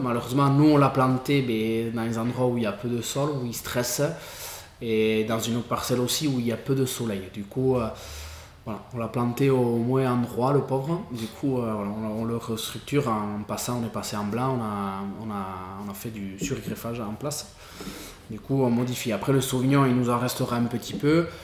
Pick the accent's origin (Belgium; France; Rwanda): France; Irouléguy, Nouvelle-Aquitaine; je suis né ici, à Rechia